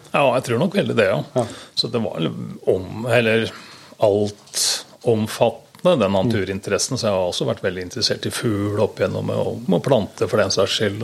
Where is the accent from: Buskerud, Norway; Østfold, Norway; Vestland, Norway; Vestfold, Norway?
Vestfold, Norway; Sandefjord; moved away; Jeg kommer opprinnelig fra Sandefjord.